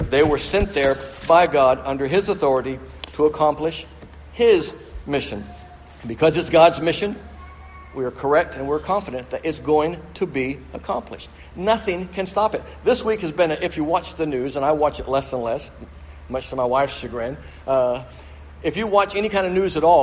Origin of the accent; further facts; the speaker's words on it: Brazil; They were missionaries to Brazil, and so I grew up in Brazil, and uh, where my parents served, and we lived there for 10 years.